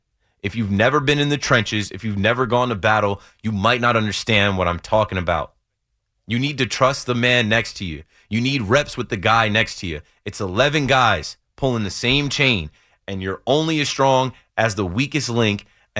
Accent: New Jersey, United States; I'm from Jersey, so like, sports gambling in your phone, that was live in Jersey, I feel like, in like 2017.

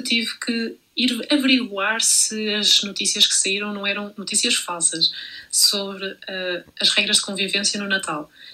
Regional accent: Portugal; moved away as an adult; now in Brussels, Belgium; Como portuguesa a viver na Bélgica, em Bruxelas

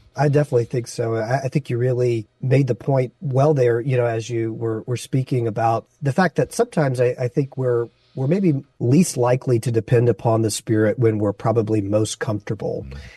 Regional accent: Baton Rouge, Louisiana, United States; moved away as an adult; also born or lived in Las Vegas, Nevada; now in San Francisco, United States; my wife and I grew up in Baton Rouge, Louisiana, and we met at church

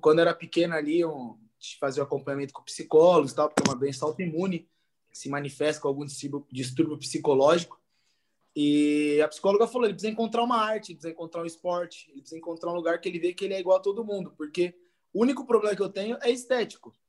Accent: Jandira, São Paulo, Brazil; Voltei para minha cidade, sou de Jandira

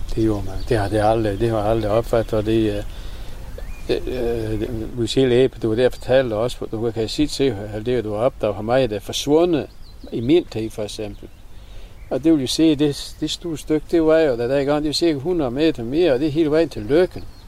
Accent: Vendsyssel, North Denmark Region, Denmark; accent: Vendelbomål; Vennelbomål her på vores egen

